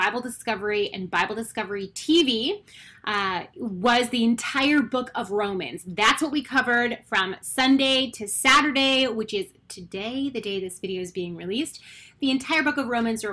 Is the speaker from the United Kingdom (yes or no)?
no; Canada; I am Canadian